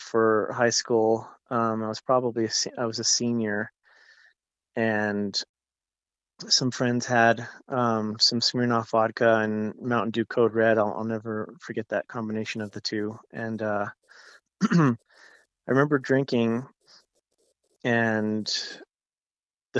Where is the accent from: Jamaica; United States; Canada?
United States; Pueblo, Colorado; also born or lived in Tucson, Arizona / Albuquerque, New Mexico / Broomfield, Colorado / Boulder, Colorado; now in Denver area, United States; I grew up in Pueblo. I was born in Colorado Springs, but I grew up in Pueblo.